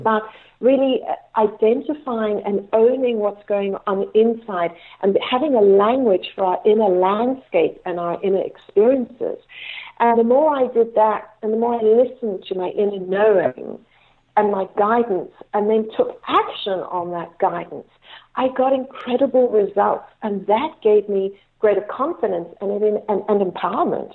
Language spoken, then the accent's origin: English; Cape Town, Western Cape, South Africa; I was born in Cape Town, South mm-hmm. Africa